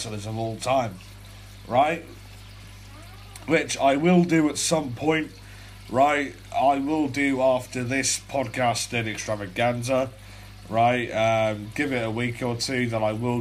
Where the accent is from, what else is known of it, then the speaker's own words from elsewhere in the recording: England, United Kingdom; I'm a 17-year-old Brit, right? I'm from England